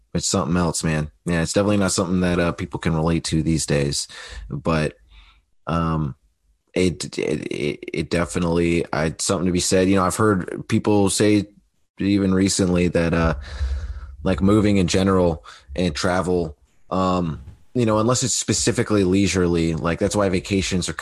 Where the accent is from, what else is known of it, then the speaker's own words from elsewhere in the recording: Alaska, United States; growing up in Alaska